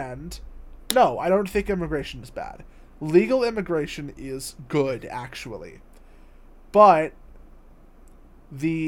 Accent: United States; I'm an American

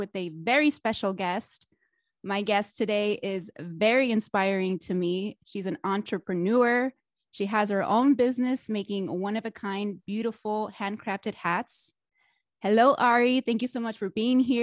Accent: Reno, Nevada, United States; now in Las Vegas, United States; I grew up in Reno

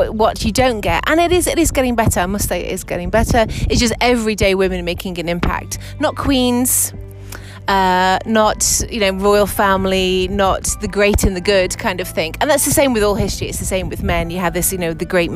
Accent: England, United Kingdom; moved away as an adult; now in Madrid, Spain; I'm originally from England, where I was a museum curator for almost 20 years. Then I moved to Madrid 3 years ago

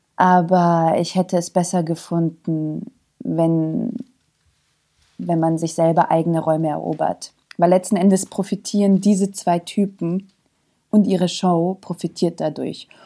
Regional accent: Zagreb, City of Zagreb, Croatia; also born or lived in Bosnia and Herzegovina; now in Germany; ich bin in Kroatien geboren. Ich komme aus Jugoslawien, aber ich bin in Zagreb geboren.

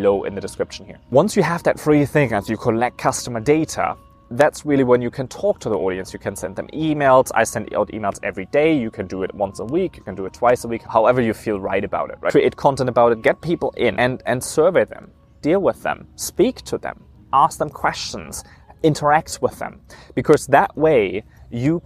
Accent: Germany; moved away; I grew up in Germany

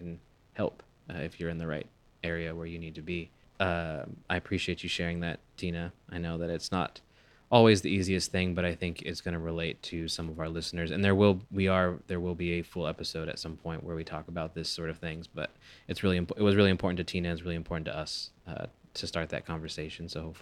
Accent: California, United States; moved away; also born or lived in Texas; being born and raised in California

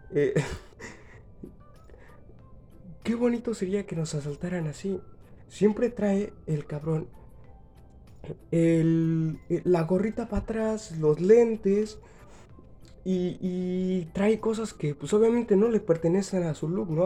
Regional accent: Mexico; yo soy de México

